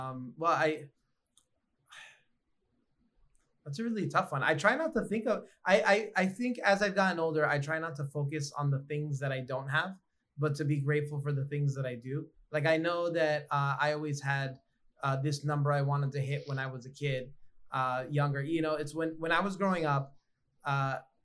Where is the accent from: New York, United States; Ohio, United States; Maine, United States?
New York, United States; Growing up in New York